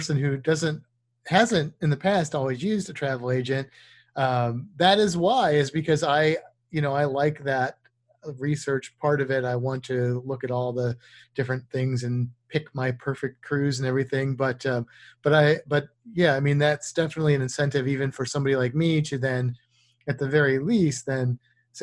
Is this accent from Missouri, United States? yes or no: yes; Missouri, United States; moved away; also born or lived in Florida; I grew up in Missouri